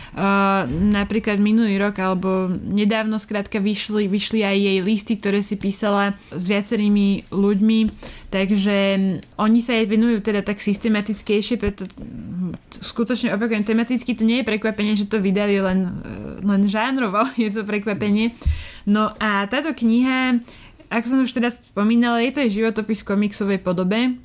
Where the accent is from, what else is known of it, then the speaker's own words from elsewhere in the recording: Bratislava, Bratislava Region, Slovakia; ja som z Bratislavy, celý život som tu vyrasla a žila som celý život v paneláku